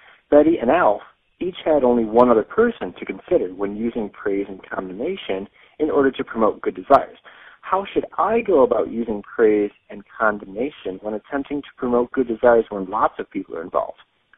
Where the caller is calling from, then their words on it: Baltimore, Maryland, United States; I'm calling from Baltimore, Maryland